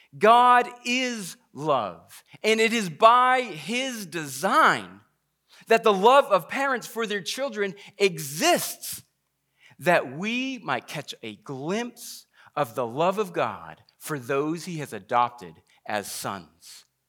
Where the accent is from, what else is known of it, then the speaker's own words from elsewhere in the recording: Massachusetts, United States; I grew up in Massachusetts